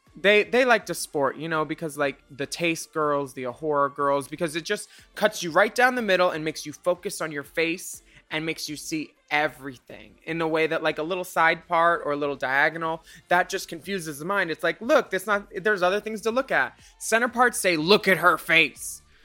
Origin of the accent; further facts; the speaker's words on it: California, United States; now in United Kingdom; my home state of California